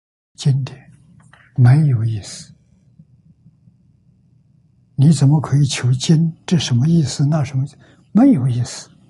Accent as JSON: {"language": "Chinese", "country": "China", "said": "身为中国人，"}